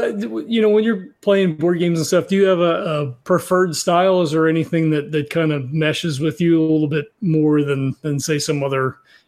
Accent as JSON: {"language": "English", "region": "New Jersey", "country": "United States", "said": "I was from South Jersey"}